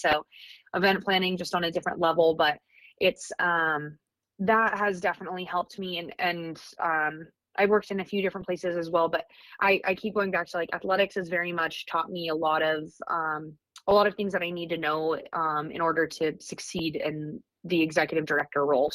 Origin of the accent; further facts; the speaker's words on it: Fairbanks, Alaska, United States; I am born and raised in Fairbanks, Alaska